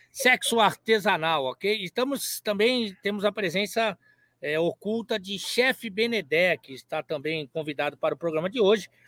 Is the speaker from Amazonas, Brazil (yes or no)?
no; Salvador, Bahia, Brazil; É sou de Salvador, eu é novo sou de Salvador.